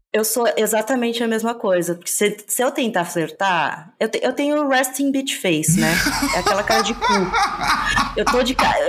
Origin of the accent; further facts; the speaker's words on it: Santa Catarina, Brazil; eu sou de Santa Catarina